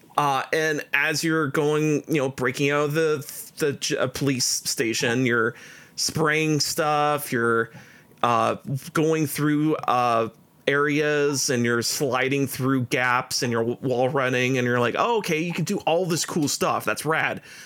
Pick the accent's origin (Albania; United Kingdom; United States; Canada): Canada; we're Canadian